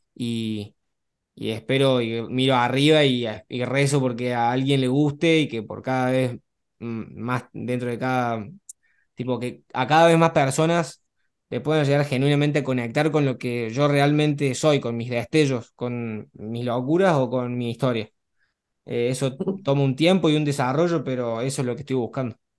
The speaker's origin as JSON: {"language": "Spanish", "region": "Córdoba", "country": "Argentina", "tie": "born or raised there", "moved": "as an adult", "lives_now": "Barcelona, Spain", "said": "tengo 23 años, nací en Córdoba, Argentina, eh, bastante cerca tuyo, ahí por la zona de los barrios"}